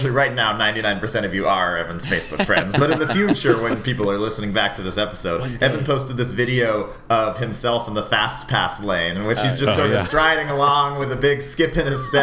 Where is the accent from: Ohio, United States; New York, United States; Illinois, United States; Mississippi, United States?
New York, United States; New York City; my hometown, New York City.